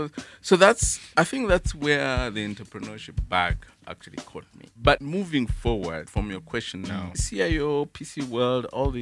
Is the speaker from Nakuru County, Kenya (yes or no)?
no; Nairobi, Kenya; also born or lived in Rabai; I was born in Nairobi, but that's where I come from.